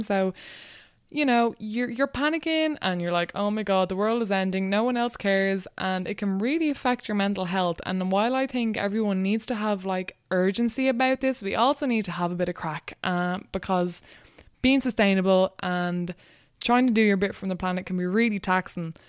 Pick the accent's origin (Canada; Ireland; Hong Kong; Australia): Ireland; Wexford, Leinster; moved away as an adult; also born or lived in Dublin / Dundalk; I grew up in Wexford, That's where I went to school and everything